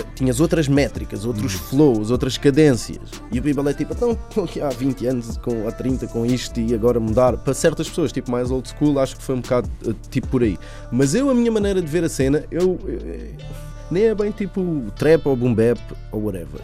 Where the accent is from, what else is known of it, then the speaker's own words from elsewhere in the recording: Linha da Azambuja, Lisbon, Portugal; é do bairro de onde eu sou, fica na, fica na linha da Zambuja